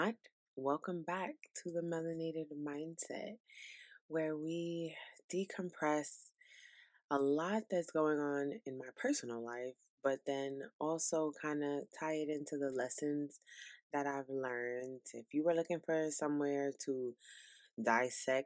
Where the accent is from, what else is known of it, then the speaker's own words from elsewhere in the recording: New York City, New York, United States; now in South Carolina, United States; I'm from New York City. Brooklyn, New York, to be specific